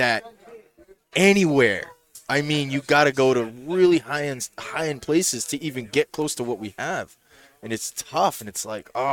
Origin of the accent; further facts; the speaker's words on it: New England, United States; I've been here all my life.